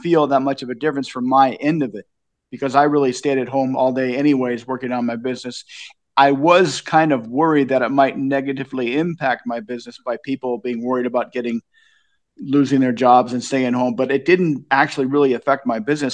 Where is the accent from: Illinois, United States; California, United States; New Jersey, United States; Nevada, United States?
California, United States; Long Beach; moved away as an adult; also born or lived in Asia / Japan; now in Lincoln, Nebraska, United States; I was born in Long Beach in the sixties. I grew up during the seventies with all the inflation